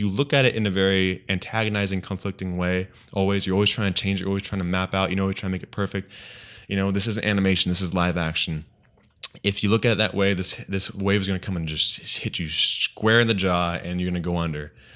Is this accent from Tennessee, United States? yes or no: no; Redlands, California, United States; my hometown Redlands